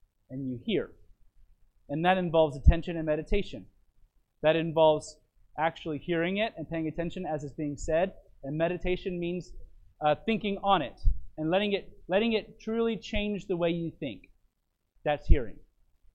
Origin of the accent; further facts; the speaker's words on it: Phoenix, Arizona, United States; My pastor that I grew up with in Phoenix